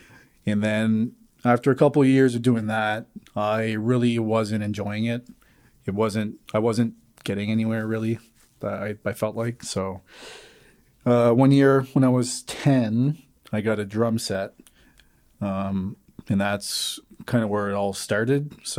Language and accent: English; Moncton, New Brunswick, Canada; my dad's from a place called Rivière-Verte, about 10 minutes from Edmundston. But I was born and raised in Moncton.